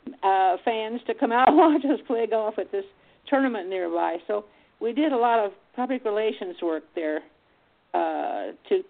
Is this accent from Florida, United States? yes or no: no; Wichita, Kansas, United States; my hometown of Wichita, Kansas